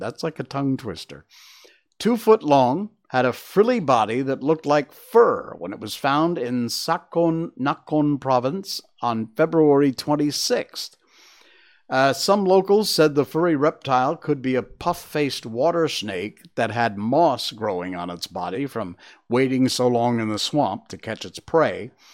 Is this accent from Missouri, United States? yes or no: no; Connecticut, United States; That's my home state.